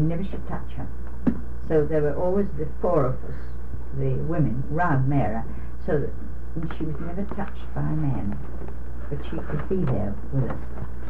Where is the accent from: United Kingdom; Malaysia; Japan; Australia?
United Kingdom; I thought, well, I'm glad they don't know I'm a British woman